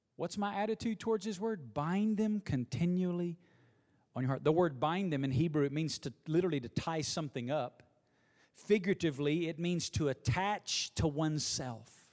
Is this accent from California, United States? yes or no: no; Alabama, United States; now in Las Vegas, United States; growing up in Alabama